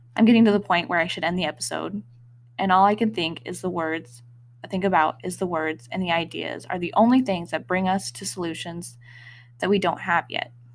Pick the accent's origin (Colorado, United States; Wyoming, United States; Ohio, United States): Wyoming, United States; moved away; Growing up in Wyoming, I felt a strong connection to the mountains, mostly through hiking